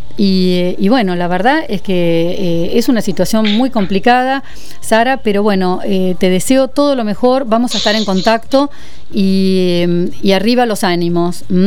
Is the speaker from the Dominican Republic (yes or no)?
no; Argentina; nuestros hermanos argentinos